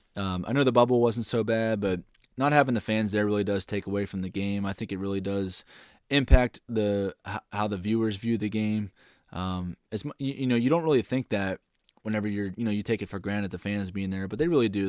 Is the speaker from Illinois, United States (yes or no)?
no; Pittsburgh, Pennsylvania, United States; growing up in Pittsburgh